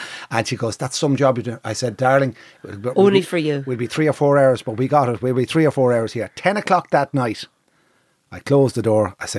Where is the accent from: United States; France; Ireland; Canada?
Ireland; Navan, Leinster; I used to be into Heinz tomato sauce when I came from Navan.